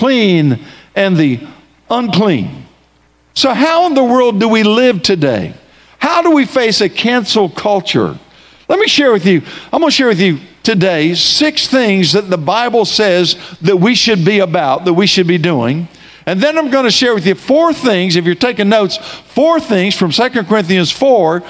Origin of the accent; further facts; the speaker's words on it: Tallahassee, Florida, United States; I grew up here in Tallahassee. I attended Rickards High School